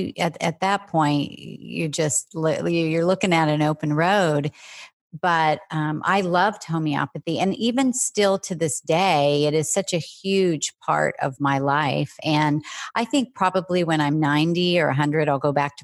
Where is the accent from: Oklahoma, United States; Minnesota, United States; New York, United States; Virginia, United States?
Oklahoma, United States; I grew up in the Midwest in Oklahoma